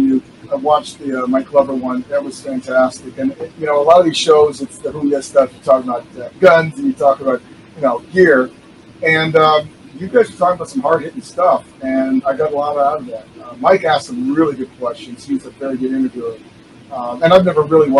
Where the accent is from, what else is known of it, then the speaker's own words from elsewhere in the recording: Vietnam; moved away; I was from Vietnam, came here